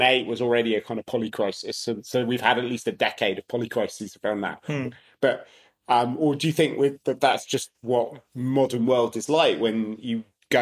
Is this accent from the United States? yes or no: no; United Kingdom; we're both British.